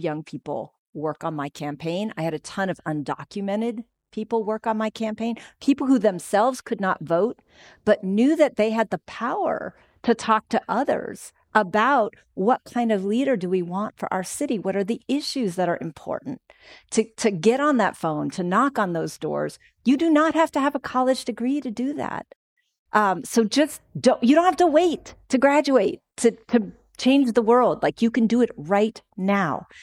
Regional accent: Oakland, California, United States; I'm from Oakland

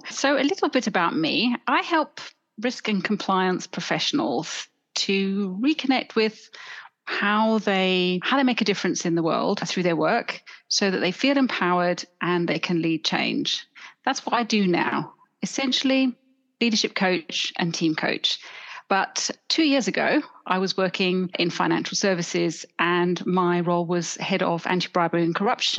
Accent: Johannesburg, Gauteng, South Africa; accent: South African; now in London, United Kingdom; I grew up in South Africa. You may detect a little accent every now and then coming in, but I think I've spent more years living in London now than I ever did in Johannesburg.

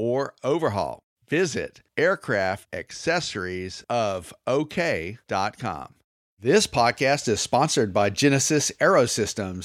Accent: the South, United States; I'm from the South.

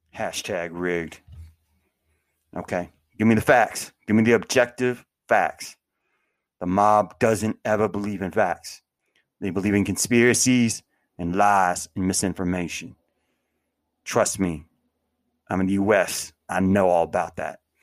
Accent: United States; born or raised there

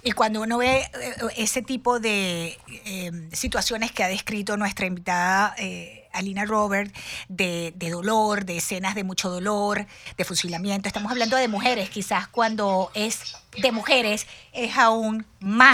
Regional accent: Venezuela; yo nací en Venezuela

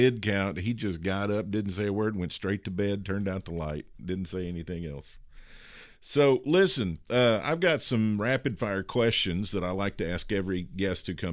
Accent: Kentucky, United States; I grew up in Kentucky

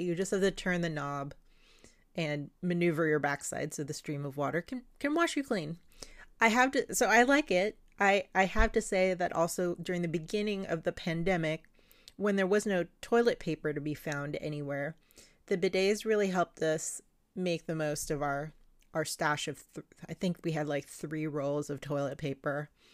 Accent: Philippines; moved away; the old system I grew up with in the Philippines

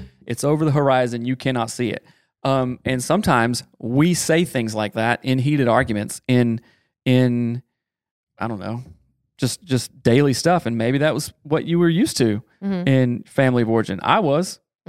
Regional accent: the South, United States; I am from the South.

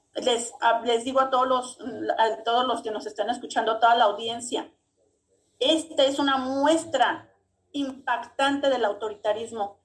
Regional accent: Mexico; Somos más los mexicanos

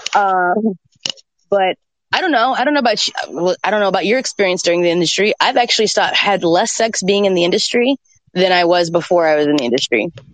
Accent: Atlanta, Georgia, United States; I grew up in Atlanta

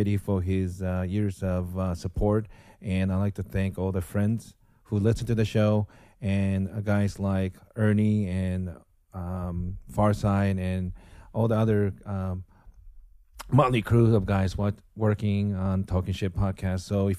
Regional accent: United States; as American, only football I know is National Football League and college football in United States.

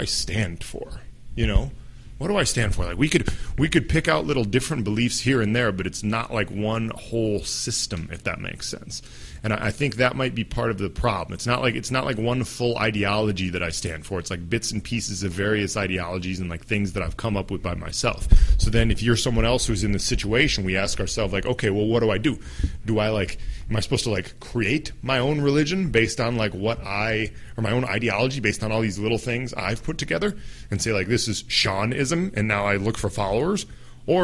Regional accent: United States; I identify as an American, as someone from the U.S.

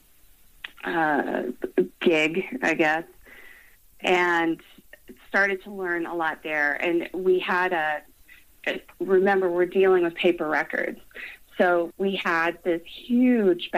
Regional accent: Colorado, United States; I was born and raised in Colorado

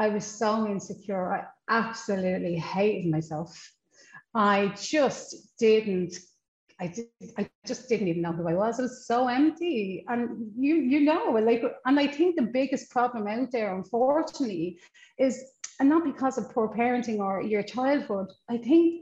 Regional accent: Ireland; accent: Irish; moved away; I come from Ireland, obviously, as you know from the accent, all the way from Ireland, and I come from a family of 8 children

